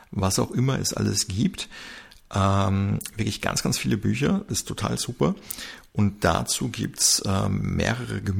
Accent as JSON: {"language": "German", "country": "Germany", "tie": "born there", "said": "dass man sich im Österreich-Urlaub zwar als gebürtiger Deutscher, der, äh, dass man sich da halt verständlich machen kann"}